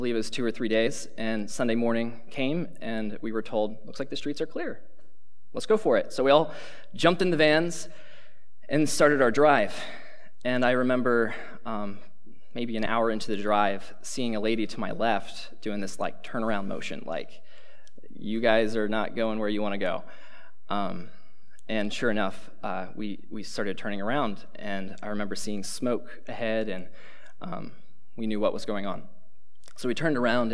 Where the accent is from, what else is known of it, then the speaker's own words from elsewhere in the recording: Pennsylvania, United States; moved away as an adult; now in Cedarville, United States; I'm from Pennsylvania